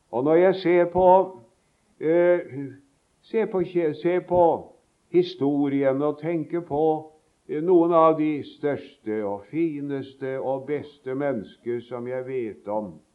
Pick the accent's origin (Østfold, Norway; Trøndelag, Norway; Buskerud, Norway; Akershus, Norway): Østfold, Norway; Sarpsborg; moved away; vi sang på søndagsskolen, det husker jeg så godt, hjemme i Sarpsborg